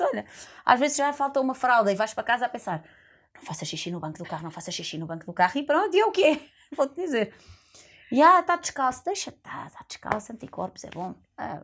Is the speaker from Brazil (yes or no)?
no; Lisbon, Portugal; eu vinha da Lapa